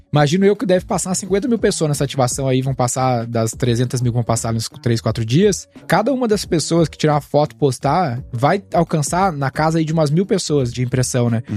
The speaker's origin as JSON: {"language": "Portuguese", "region": "Rio Grande do Sul", "country": "Brazil", "moved": "yes", "said": "Sou gaúcho, né?"}